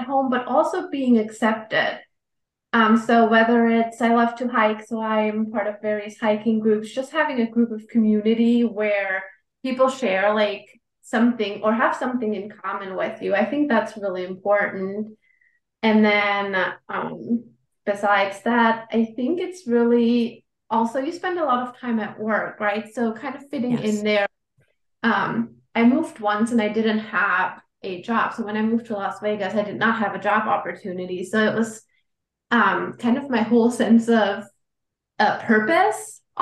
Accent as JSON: {"language": "English", "country": "Germany", "tie": "born or raised there", "also_born_or_lived": "California", "moved": "as an adult", "lives_now": "United States", "said": "I grew up in Germany. I lived there for 26 years, and I spent the last almost 12 years now in the U.S."}